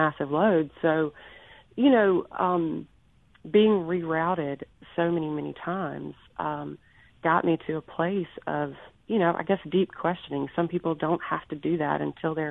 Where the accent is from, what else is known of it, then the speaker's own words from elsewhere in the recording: Pearl, Mississippi, United States; now in Jackson, United States; Rankin County raised